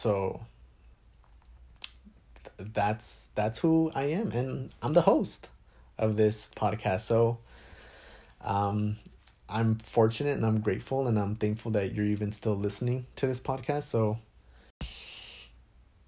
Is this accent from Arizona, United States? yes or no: yes; Phoenix, Arizona, United States; I was born in Phoenix, Arizona